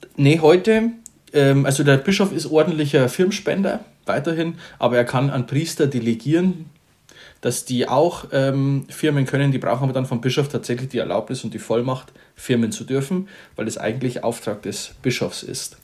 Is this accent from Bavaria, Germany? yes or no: yes; Bavaria, Germany; bei uns in Bayern